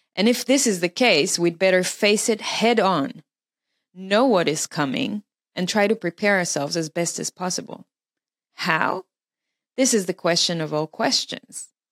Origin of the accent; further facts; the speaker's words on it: Israel; moved away as an adult; also born or lived in Melbourne, Australia; I was born in Israel. I lived in Israel until I was 21 when I moved to Australia for six years